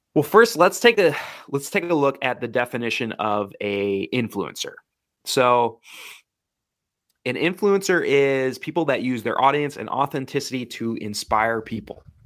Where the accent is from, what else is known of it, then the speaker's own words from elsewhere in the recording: Wisconsin, United States; I grew up in the Midwest, Wisconsin.